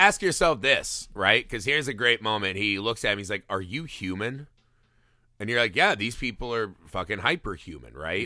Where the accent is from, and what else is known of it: United States